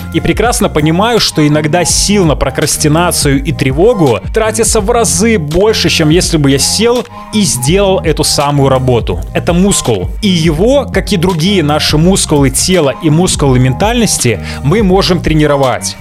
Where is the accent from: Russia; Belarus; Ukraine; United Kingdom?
Belarus; я белорус